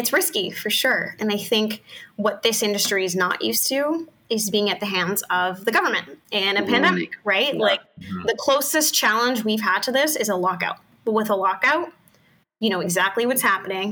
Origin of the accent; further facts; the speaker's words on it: Canada; we're Canadian